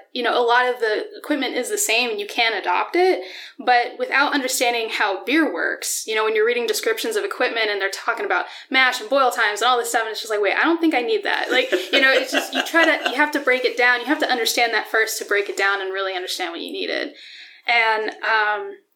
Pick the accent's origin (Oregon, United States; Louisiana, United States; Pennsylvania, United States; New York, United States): Pennsylvania, United States; Dallas; moved away as an adult; also born or lived in Colorado; now in Allentown, United States; I grew up in Pennsylvania. I grew up an hour north of here, outside of Wilkes-Barre